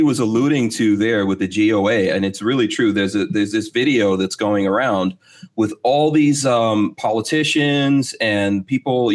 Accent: New York, United States; I grew up in New York as well

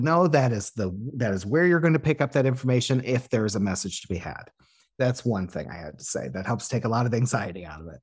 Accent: Illinois, United States; the area code that I, my hometown is.

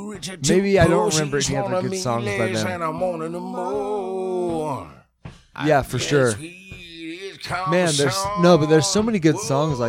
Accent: Alaska, United States; I grew up in Alaska.

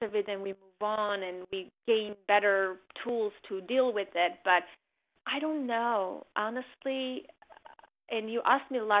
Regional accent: Armenia; now in United States; the people who made my country, who I identified my home country with, are gone

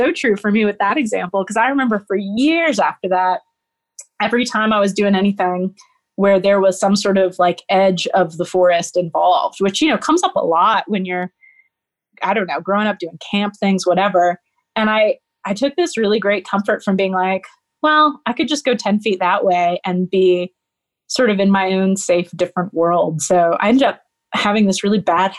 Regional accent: Nashville, Tennessee, United States; I grew up in Nashville, Tennessee

